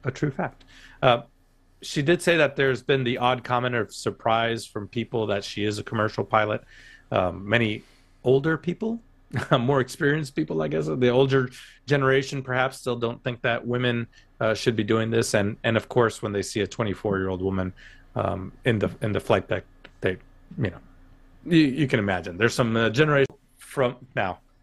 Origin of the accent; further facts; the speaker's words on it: United States; I'm learning as an American.